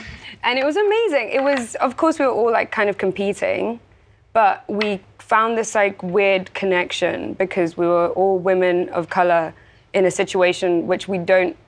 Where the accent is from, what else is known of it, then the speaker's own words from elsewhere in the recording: Zimbabwe; born there; also born or lived in Spain / South Africa; Yeah, I was born in Zimbabwe.